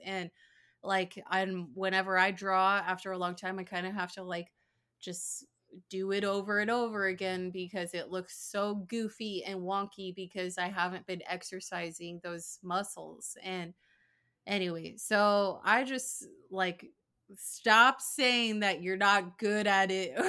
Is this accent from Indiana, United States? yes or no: no; Arizona, United States; moved away as an adult; also born or lived in Idaho / Utah; now in Tampa, United States; Bailey and I, we grew up in Arizona